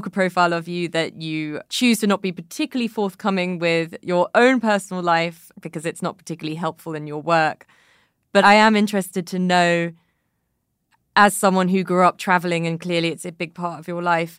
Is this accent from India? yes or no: no; United Kingdom; as a British person, I feel like I'm deeply unconfrontational and also unable to talk about my feelings.